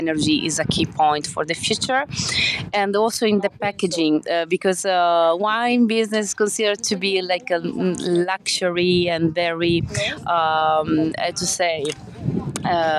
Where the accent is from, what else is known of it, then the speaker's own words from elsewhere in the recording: Forlì, Emilia-Romagna, Italy; I come from Forlì, a little town in the north of Italy